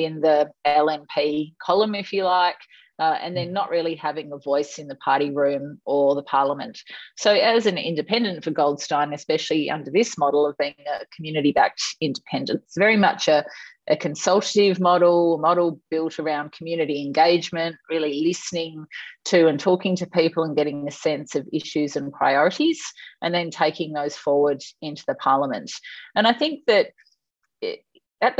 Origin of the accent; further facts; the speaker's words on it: Tasmania, Australia; also born or lived in Essendon, Victoria / Sub-Saharan Africa / Southeast Asia / United States; now in Hampton, Australia; I was born in Essendon, it so happens. I grew up in Tasmania.